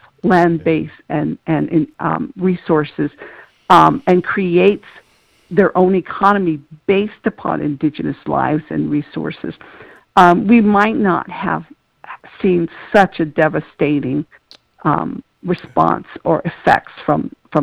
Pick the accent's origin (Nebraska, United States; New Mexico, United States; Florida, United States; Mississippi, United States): New Mexico, United States; Tohatchi; moved away; I'm originally from Tohatchee, which is on the Navajo Nation on the New Mexico side